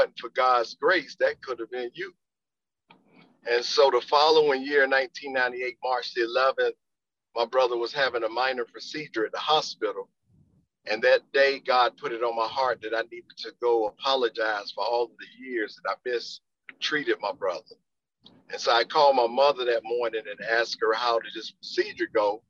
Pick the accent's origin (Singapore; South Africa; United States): United States; Wilmington; I'm from Wilmington originally. I graduated from John